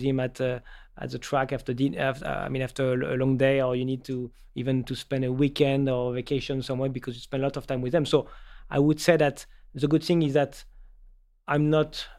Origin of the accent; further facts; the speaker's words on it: Paris, Île-de-France, France; moved away as an adult; also born or lived in Toulouse; born and raised in Paris